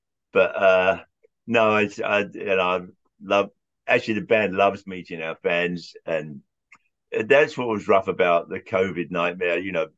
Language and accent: English; England, United Kingdom; moved away as an adult; now in United States; When I was growing up in England, I was like 16, 17 years old, and we would rent a room above a pub in London